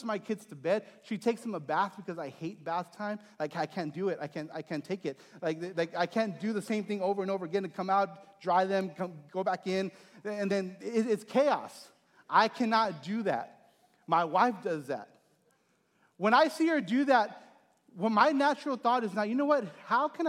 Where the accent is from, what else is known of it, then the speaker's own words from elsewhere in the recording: Texas, United States; moved away; my hometown in Texas